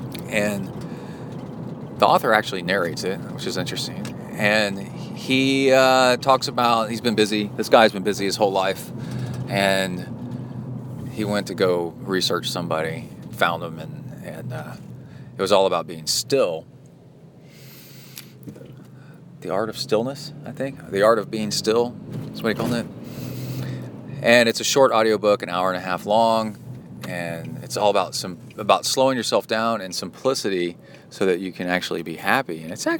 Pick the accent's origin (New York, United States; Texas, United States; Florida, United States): Texas, United States; Houston; also born or lived in Ohio / Alabama / College Station; I'm from Houston, sort of. I'm from Ohio, Alabama, and then mostly Houston, and then College Station.